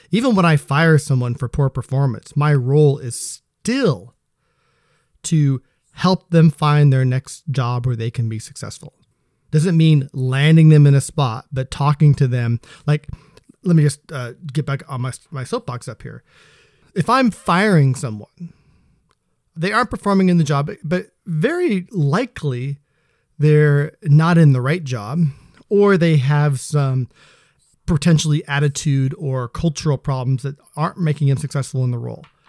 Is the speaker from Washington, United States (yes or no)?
yes; Seattle, Washington, United States; also born or lived in Spokane, Washington; I was born in Spokane. which is technically P N W, then moved over to this here area when I was three years old. So, yeah, pretty much been here my whole life